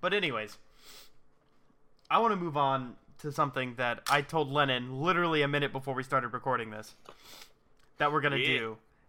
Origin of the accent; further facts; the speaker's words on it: United States; I'm an ignorant American